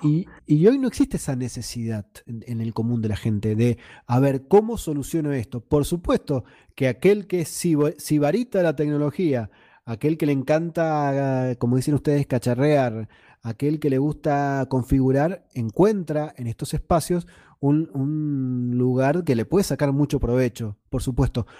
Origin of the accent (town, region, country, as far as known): Argentina; now in Mendoza, Argentina